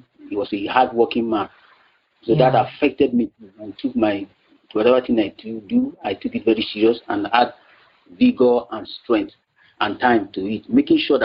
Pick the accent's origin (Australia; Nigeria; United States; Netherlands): Nigeria; also born or lived in Accra, Ghana; I came to Nigeria to finish my primary school education and continue with my secondary school to my degree level